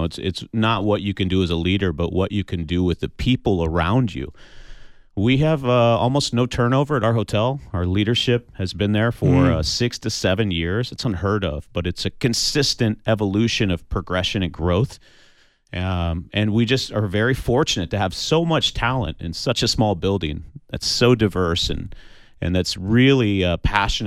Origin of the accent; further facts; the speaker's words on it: Kansas City, United States; moved away; also born or lived in Houston, Texas; my background is I was raised in Kansas City in a town that was so small you still to this day can't find it on a map